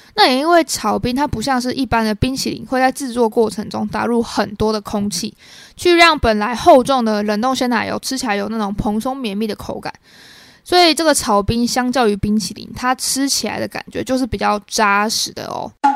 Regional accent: Taiwan; 我身为台湾人

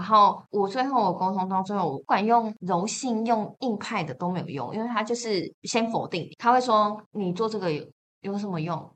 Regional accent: Changhua County, Taiwan; moved away; also born or lived in Taipei; 原来家乡也是一个宝地啊，我家乡在彰化啊

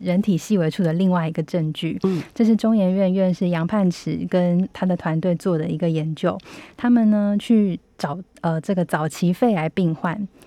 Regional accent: Hsinchu, Taiwan; moved away as an adult; now in Taipei, Taiwan; 我是新竹人，但是我长期在台北工作

